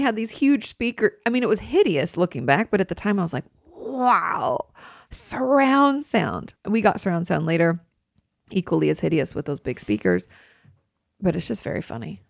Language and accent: English; Pacific Northwest, United States; when I was growing up in the Pacific Northwest.